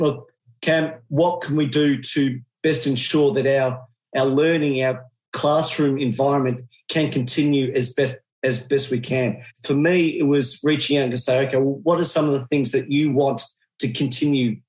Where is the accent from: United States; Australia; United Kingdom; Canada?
Australia; accent: Australian; excuse my Australian accent